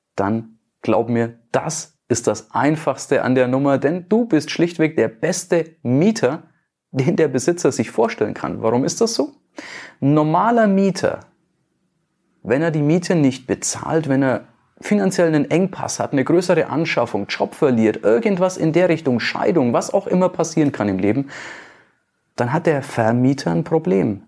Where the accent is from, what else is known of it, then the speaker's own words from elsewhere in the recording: Nuremberg, Bavaria, Germany; bei uns in Nürnberg, in Bayern